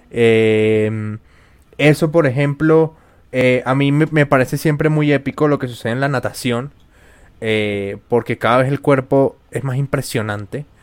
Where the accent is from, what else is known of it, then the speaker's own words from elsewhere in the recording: Spain; yo sé que a pesar de que yo soy española y tú eres venezolana, eh, pues juntas trabajamos.